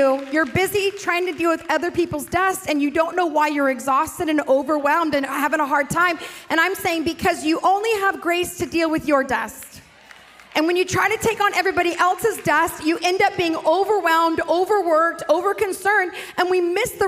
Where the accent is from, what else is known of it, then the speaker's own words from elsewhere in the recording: South Lake Tahoe, California, United States; also born or lived in Pasadena, California; I grew up in South Lake Tahoe, but I went to high school in LA, Pasadena area